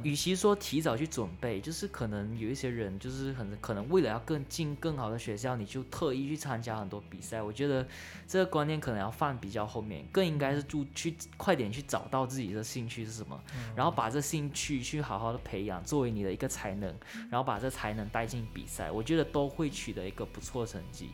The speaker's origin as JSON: {"language": "Chinese", "country": "Malaysia", "moved": "as an adult", "lives_now": "Kaohsiung, Taiwan", "said": "我是来自国立中山大学中国文学系，现在是大一的学生，然后来自马来西亚，是侨生"}